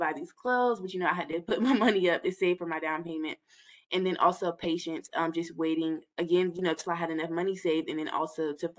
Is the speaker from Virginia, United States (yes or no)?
yes; Hampton Roads, Virginia, United States; I'm from the Hampton Roads area. I lived here all of my life